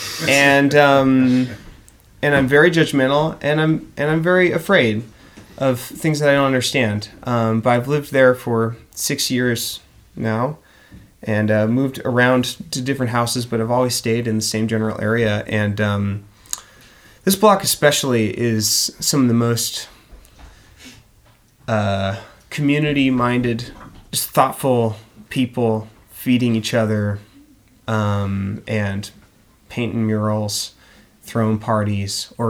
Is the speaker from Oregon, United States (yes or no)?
yes; Oregon, United States; moved away as an adult; now in Philadelphia, United States; our experience growing up in Oregon. Me in the suburbs